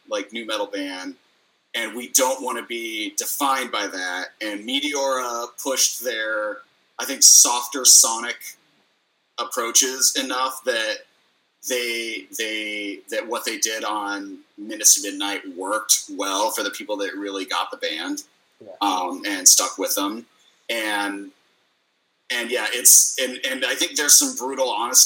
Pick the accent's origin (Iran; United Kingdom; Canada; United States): United States; Midwest; I'm from the Midwest.